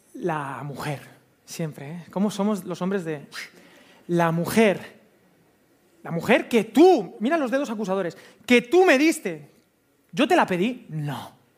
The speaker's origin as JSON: {"language": "Spanish", "country": "Spain", "said": "soy español"}